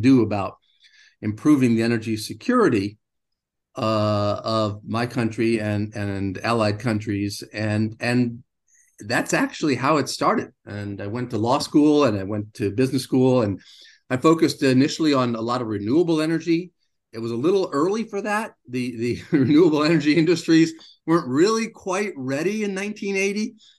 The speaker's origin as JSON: {"language": "English", "country": "United States", "tie": "born or raised there", "said": "I grew up in the United States"}